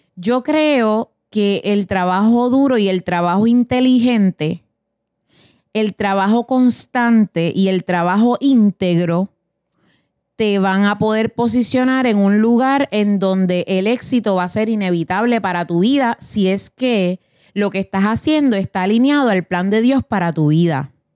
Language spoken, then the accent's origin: Spanish; Puerto Rico; moved away; nosotros venimos de Puerto Rico, Latinoamérica